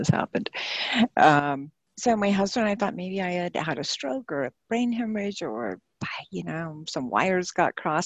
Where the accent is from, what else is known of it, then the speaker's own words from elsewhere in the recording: New Mexico, United States; I was raised in New Mexico during the Cold War.